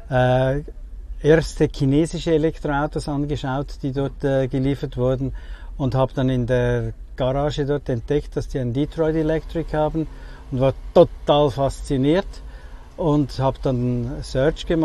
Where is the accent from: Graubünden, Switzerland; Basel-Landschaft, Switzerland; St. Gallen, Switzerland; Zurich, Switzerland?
Zurich, Switzerland; ich komme aus Zürich, in der Schweiz